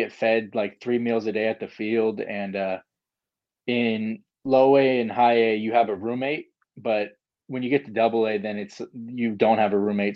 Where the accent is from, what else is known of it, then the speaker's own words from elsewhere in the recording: California, United States; I'm from California